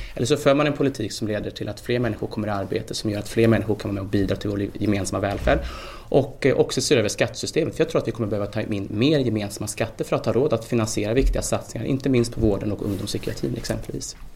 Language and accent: Swedish; Värmland, Sweden; Jag kommer själv från Värmland